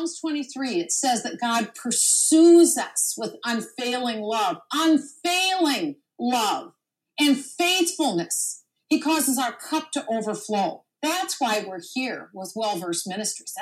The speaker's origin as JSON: {"language": "English", "town": "Minneapolis", "region": "Minnesota", "country": "United States", "said": "I'm from Minneapolis, Minnesota, where the George Floyd events happened"}